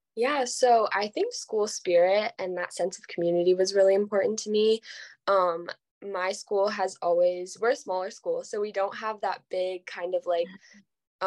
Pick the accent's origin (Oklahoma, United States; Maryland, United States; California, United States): California, United States; Los Angeles; I'm from California, um, Los Angeles